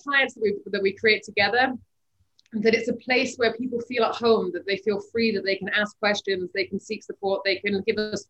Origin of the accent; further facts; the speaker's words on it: Bahrain; I grew up in Bahrain in the Middle East.